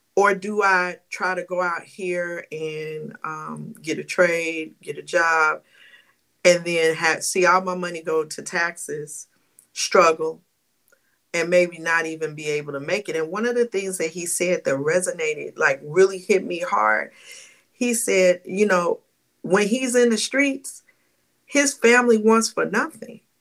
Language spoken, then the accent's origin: English; St. Louis, Missouri, United States; I'm from St. Louis